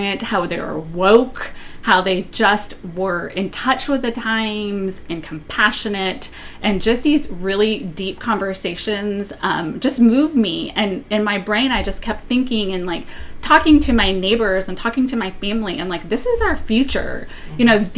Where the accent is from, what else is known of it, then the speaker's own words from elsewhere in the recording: New Orleans, Louisiana, United States; I was born in New Orleans